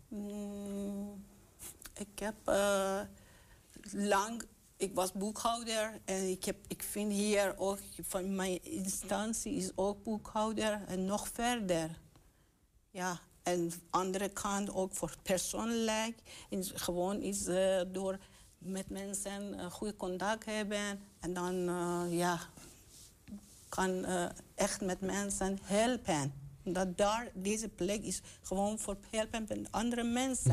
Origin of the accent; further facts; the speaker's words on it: Iran; also born or lived in Roombeek, Enschede; now in Enschede, Netherlands; ik kom uit Iran